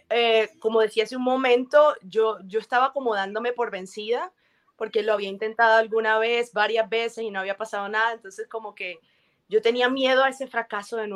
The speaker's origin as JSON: {"language": "Spanish", "country": "Colombia", "said": "Colombia es una tierra bendecida, una tierra bella, y me encanta mostrar, mostrar todo eso de mi tierra."}